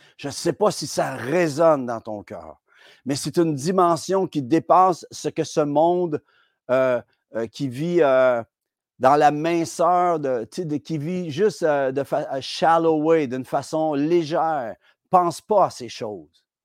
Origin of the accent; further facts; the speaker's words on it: Quebec, Canada; en tant que Québécois